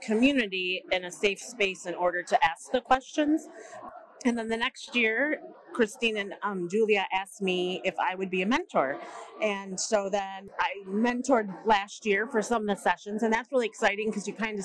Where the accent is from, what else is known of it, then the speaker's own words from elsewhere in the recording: Michigan, United States; I am from Michigan